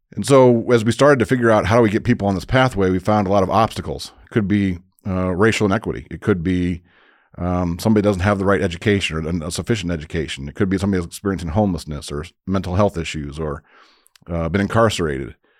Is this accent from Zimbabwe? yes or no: no; Crown Point, Indiana, United States; moved away as an adult; also born or lived in Bloomington, Indiana; I grew up in Crown Point, Indiana, so up in the northwest, or the region, as we call it